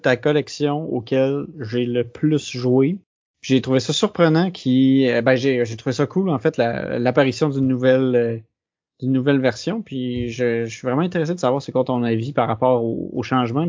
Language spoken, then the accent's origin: French; Quebec, Canada; je suis québécois